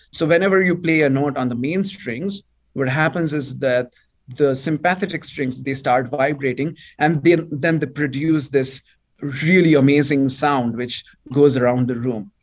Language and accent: English; India; first language Bengali; English is a second language; now in Toronto, Canada; I come from a state or a province which is just beside Bangladesh, on the borders of Bangladesh, which is why my native language is also Bengali.